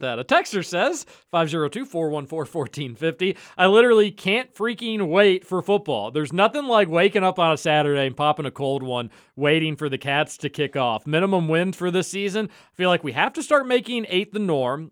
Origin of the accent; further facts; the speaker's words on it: United States; as American sports fans